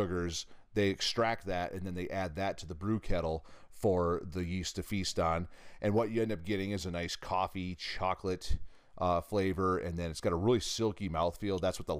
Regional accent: Michigan, United States; now in Nevada, United States; So I grew up in Michigan, so I bordered Ontario. And actually, if you go way back in my family history, my ancestors first moved from England into southern Ontario, like in the Niagara Falls area. So you could say I'm part Canadian.

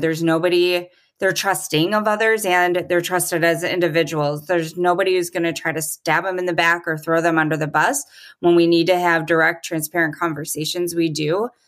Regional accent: Milwaukee, Wisconsin, United States; it's headquartered in Milwaukee, which is my hometown

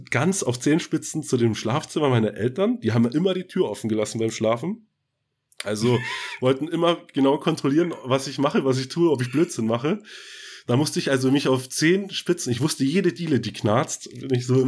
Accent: Northern Germany, Germany; wir, wir kommen ja auch aus dem Norden. Äh, so alles Hanseaten, der hanseatische Snack noch so ein bisschen dabei.

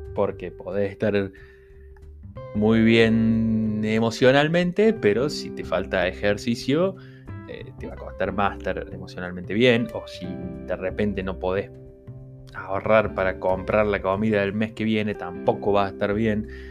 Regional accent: Argentina; somos de Argentina

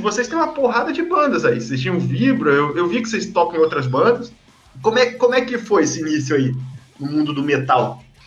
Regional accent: Vassouras, Rio de Janeiro, Brazil; eu sou de Vassouras

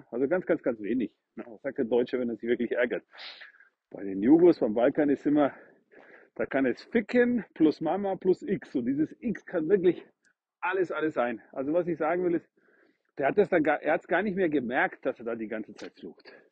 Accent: Northern Croatia, Croatia; now in Germany; den kannte ich in meiner Heimatstadt in Nordkroatien

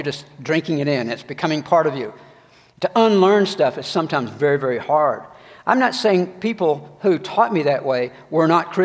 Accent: Georgia, United States; growing up in the South in Georgia

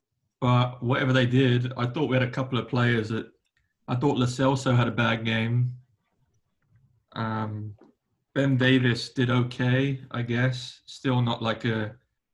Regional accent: London, United Kingdom; moved away as an adult; now in United States; I'm from London. I moved to America almost 3 years ago now

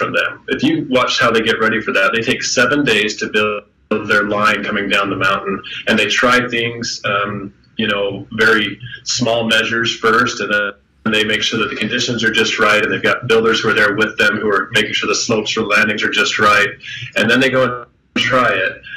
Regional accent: Sandy, Utah, United States; now in St. George, United States; I grew up in Sandy and vacationed down here in St. George as well when I was a young boy

